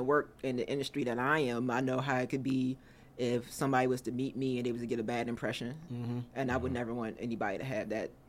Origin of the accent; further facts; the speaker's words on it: Washington, District of Columbia, United States; Born and raised in Southeast Washington, D.C.